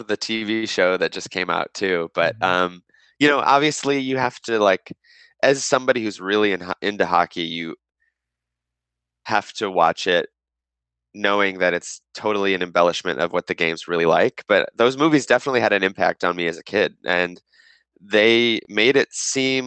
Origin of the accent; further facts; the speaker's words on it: Monroe, Michigan, United States; also born or lived in Toledo, Ohio; I was born in Toledo and then spent most of my childhood and adolescence in Monroe, Michigan.